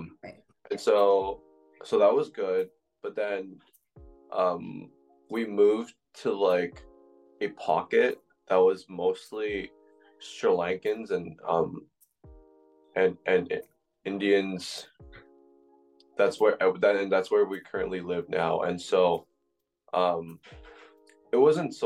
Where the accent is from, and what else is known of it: Toronto, Ontario, Canada; born or raised there; also born or lived in Agincourt, Scarborough